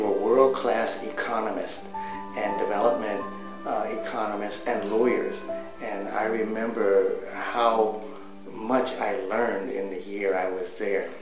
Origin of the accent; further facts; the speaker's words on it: Los Angeles, California, United States; also born or lived in Netherlands; I'm born and raised in Los Angeles